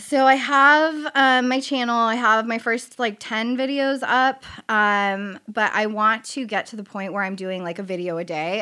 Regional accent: San Diego, California, United States; I grew up in Rancho Bernardo

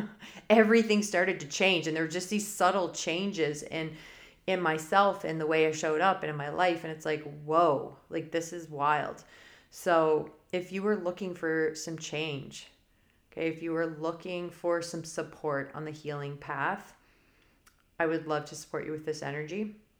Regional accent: Canada; I'm Canadian

